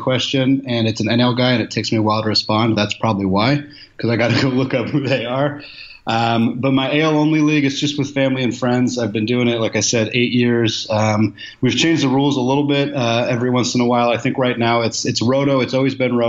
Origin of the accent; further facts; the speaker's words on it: Portland, Oregon, United States; moved away as an adult; also born or lived in Spokane, Washington; now in Seattle, United States; I'm originally from Portland, Oregon, so I grew up without a super close hometown team